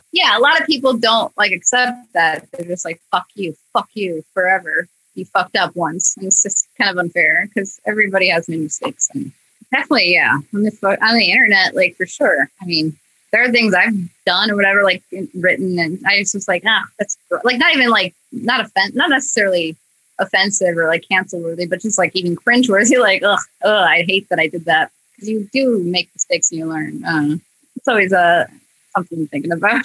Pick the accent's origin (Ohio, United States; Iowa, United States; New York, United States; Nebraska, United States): Iowa, United States; Clinton; moved away as an adult; also born or lived in Chicago suburbs, Illinois; now in Los Angeles, United States; that's where I grew up. It wasn't where I was born. I was born in Illinois, suburb of Chicago. But I moved to Clinton when I was like five and lived there